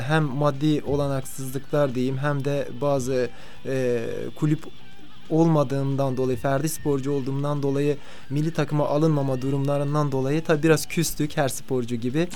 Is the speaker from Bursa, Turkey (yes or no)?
no; Karakoçan, Elazığ Province, Turkey; moved away as an adult; also born or lived in Ankara; now in Antalya, Turkey; Ben e, 1984 yılında Elazığ'ın Karakoçan ilçesinin Kızılpınar köyünde doğdum. 12 yaşına kadar e, köyde büyüdüm